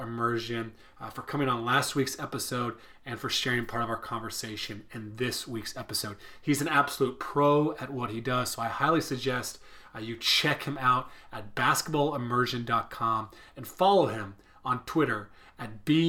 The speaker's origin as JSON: {"language": "English", "country": "Ireland", "moved": "as an adult", "lives_now": "United States", "said": "So Nate, when I came from Ireland to Tennessee, one of the first things I did was I had this very long detailed program identity and handbook that I had created."}